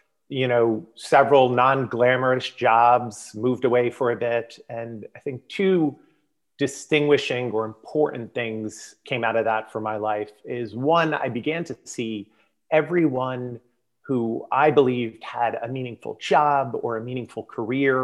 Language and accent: English; South Florida, United States; moved away; born and raised in South Florida